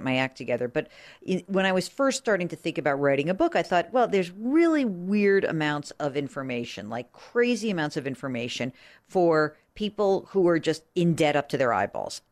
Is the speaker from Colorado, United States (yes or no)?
no; outside of New York, United States; I grew up outside of New York